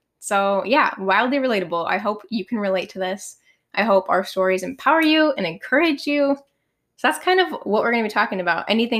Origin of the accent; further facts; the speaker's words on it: Oregon, United States; moved away as an adult; now in Arizona, United States; I am actually from Oregon. Moved to Arizona a couple years ago for college.